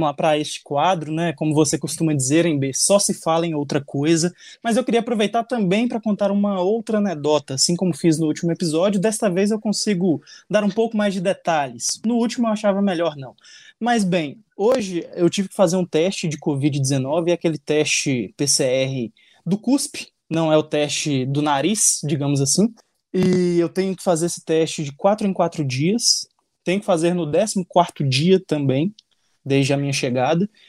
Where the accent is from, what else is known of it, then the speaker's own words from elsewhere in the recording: Northeast Region, Brazil; eu posso falar como nordestino